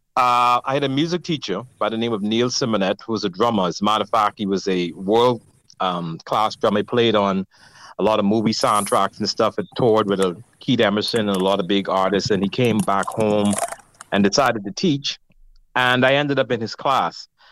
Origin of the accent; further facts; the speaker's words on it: Nassau, New Providence, Bahamas; I grew up in Nassau